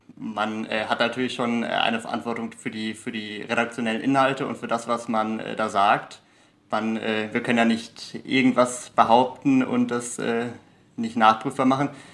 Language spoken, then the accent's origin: German; Germany; Deutscher bin ich ja in jedem Fall